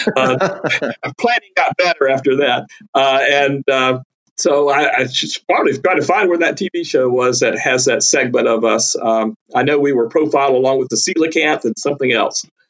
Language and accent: English; North Carolina, United States; moved away as an adult; also born or lived in Texas / Louisiana; I grew up herping in North Carolina